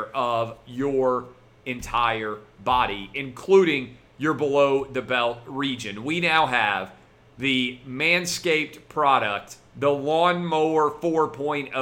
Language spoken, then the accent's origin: English; Nashville, Tennessee, United States; my home city of Nashville